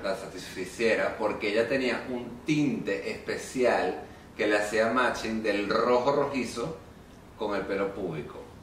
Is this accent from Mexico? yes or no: no; Venezuela; nosotros los venezolanos